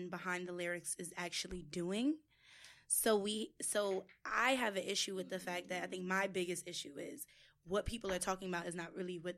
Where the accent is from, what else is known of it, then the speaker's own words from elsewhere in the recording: New York City, New York, United States; I'm from the Bronx